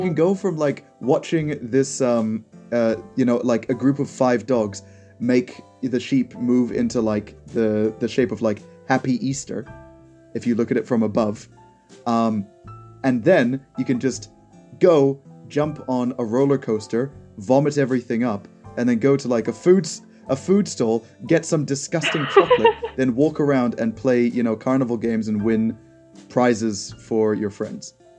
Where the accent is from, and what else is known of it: Sydney, New South Wales, Australia